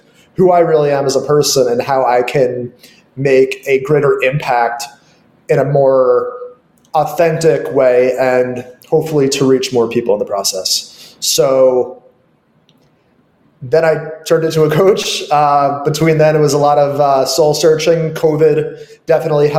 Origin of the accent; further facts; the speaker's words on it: New York, United States; moved away; also born or lived in Los Angeles; I grew up in New York, and I've also lived in LA and other parts of the world temporarily